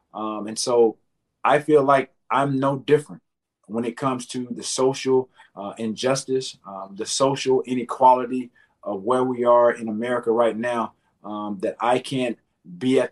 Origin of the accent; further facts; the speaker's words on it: the South, United States; growing up in the South